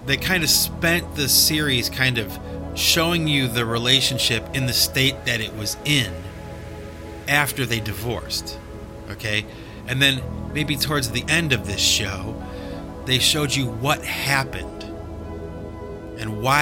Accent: United States; I'm from America, and I speak English

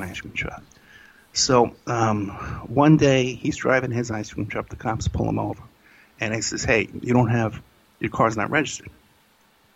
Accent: New York City, New York, United States; I grew up in Staten Island.

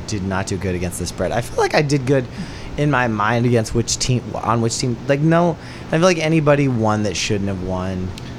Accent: Montana, United States; as an American who grew up in Montana near a reservation

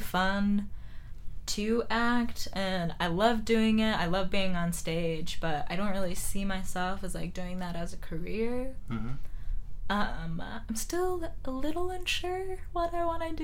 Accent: Wisconsin, United States; also born or lived in Phoenix, Arizona; I've lived most of my life in Wisconsin

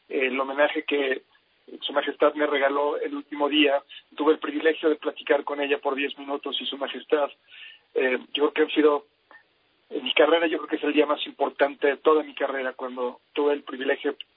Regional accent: Mexico; moved away; also born or lived in England; Yo soy mitad mexicano, mitad inglés. Eh, tengo lo mejor de los dos mundos y se ofreció la oportunidad a que me fuera a estudiar al, lado de mi mamá, que es inglesa, y mi abuela, que es austriaca.

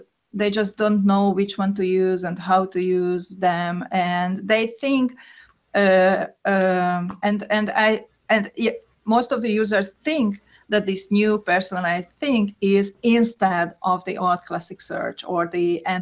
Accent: Hungary; I am from Hungary, and I am a search consultant

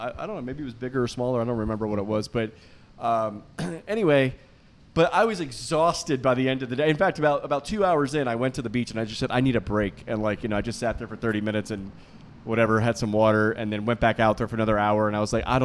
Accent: Florida, United States; I'm from Florida

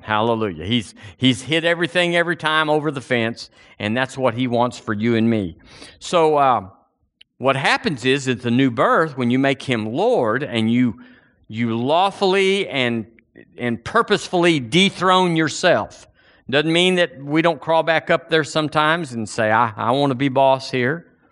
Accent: United States; now in Alabama, United States; I'm an American

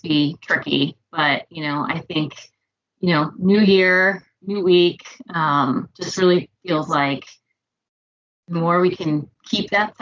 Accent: suburb outside of Indianapolis, United States; I grew up in the Midwest. I grew up in a little suburb outside of Indianapolis.

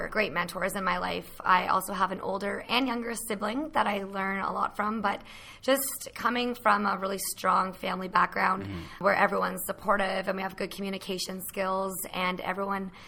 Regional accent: Petawawa, Ontario, Canada; I'm born and raised in Petawawa

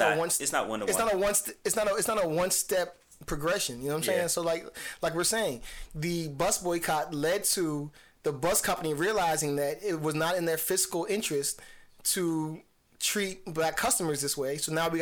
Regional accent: New Jersey, United States; moved away as an adult; now in Washington, D.C., United States; I grew up in New Jersey

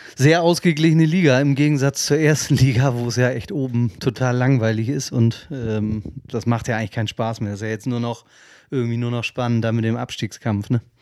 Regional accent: Kiel, Schleswig-Holstein, Germany; als Kieler

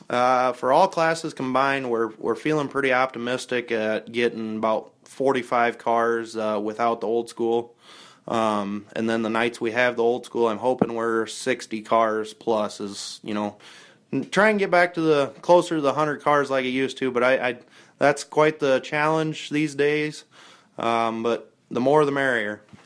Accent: Hampton, Iowa, United States; we're from Hampton

